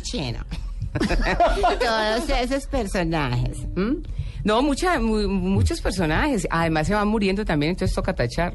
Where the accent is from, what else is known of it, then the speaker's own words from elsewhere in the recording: Villavicencio, Meta, Colombia; also born or lived in Andes, Antioquia / Envigado, Antioquia / Bogotá; yo nací en Andes, Antioquia y nos fuimos para Envigado. Eh, ahí estuve como hasta los eh, ocho 8 o 9 años y ya a papá se le dio que tenía que irse para Villavicencio